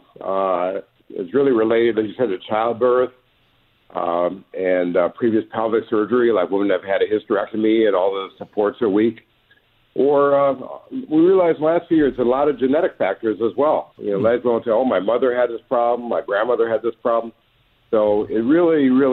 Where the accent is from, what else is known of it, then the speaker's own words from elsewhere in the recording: Detroit, Michigan, United States; I grew up in Detroit, and both my parents worked at General Motors.